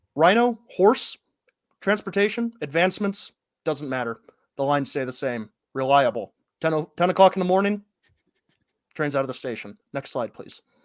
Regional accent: Northwest Ohio, United States; I grew up in Northwest Ohio, the Rust Belt

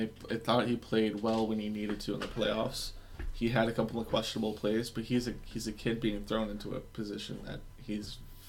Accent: United States; But I'm just an American dude.

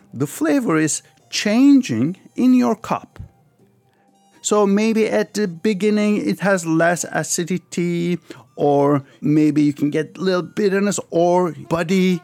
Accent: Istanbul, Turkey; also born or lived in Paris, France; I was born in France, Paris, but when I was 5 years old, my family moved back to Turkey. So I grew up in Turkey, Istanbul.

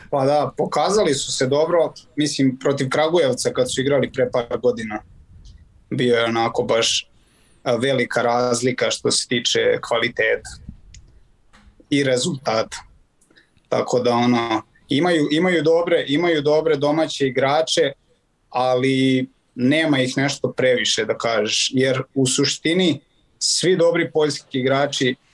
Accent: Inđija, Vojvodina, Serbia; moved away as an adult; also born or lived in Germany; now in Poland; dolazim iz Indije

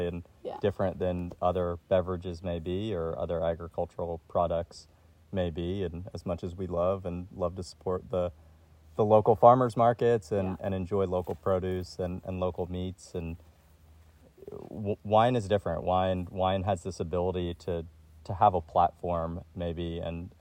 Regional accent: New Jersey, United States; moved away as an adult; also born or lived in Florida / Georgia / Charlotte, North Carolina; now in Oregon, United States; Born and raised in New Jersey, I lived in the South.

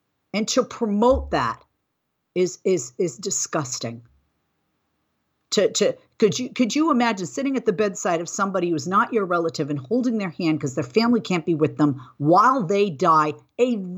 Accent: United States; as an American, especially an American woman

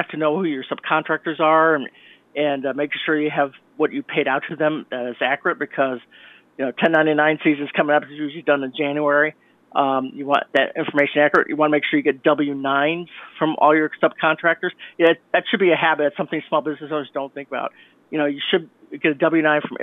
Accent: Chicago, Illinois, United States; accent: Midwestern; now in Connecticut, United States; I come from Chicago. I was born in Chicago, Illinois. I come out from that area, so that's why my Midwestern access is very similar to Harrison Ford

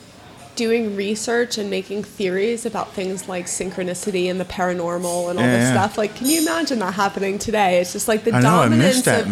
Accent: Florida, United States; moved away as an adult; also born or lived in United Kingdom; we're both from Florida. I was living in the UK.

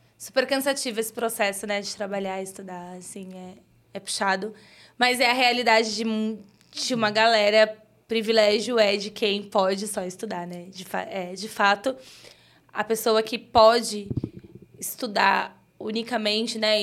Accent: São Paulo, Brazil; now in Osasco, Brazil; Eu moro em Osasco, mas sou cria do Grajaú

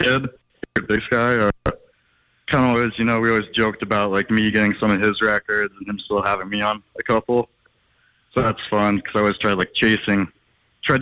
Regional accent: Missoula, Montana, United States; growing up in Missoula

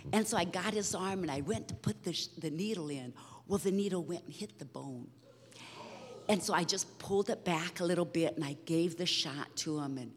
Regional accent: Brazil; so, anyhow, we were raised in Brazil.

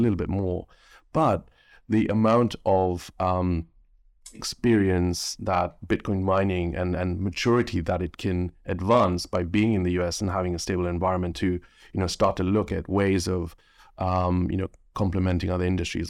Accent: Kenya; now in United Kingdom; growing up in Kenya

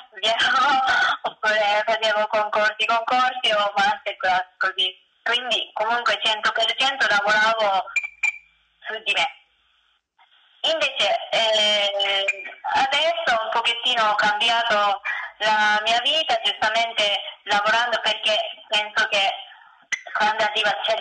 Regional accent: Japan; Italian is a second language; moved away as an adult; also born or lived in Tokyo, Japan; now in Italy

